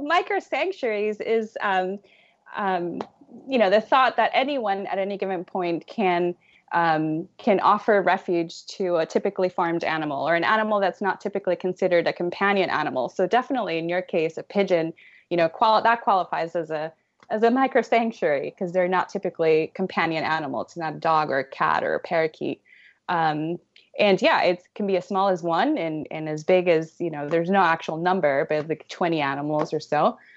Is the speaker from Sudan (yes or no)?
no; Puerto Rico; I'm from Puerto Rico